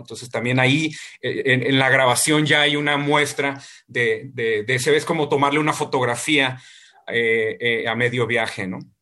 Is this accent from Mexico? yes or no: yes; Ensenada, Baja California, Mexico; moved away; para mí Ensenada es mi Ítaca y, cuando yo me fui de Ensenada todas las veces que me he ido de Ensenada